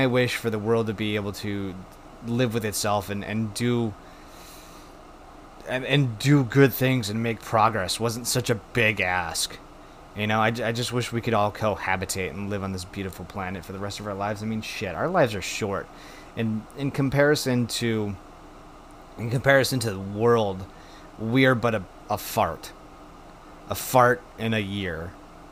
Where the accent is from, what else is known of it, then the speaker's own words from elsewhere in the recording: Wisconsin, United States; my home state of Wisconsin